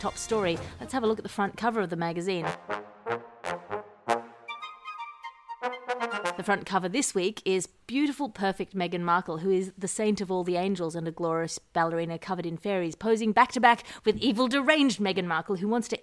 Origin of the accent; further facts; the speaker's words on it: Australia; as an Australian, direct descendant of the British culture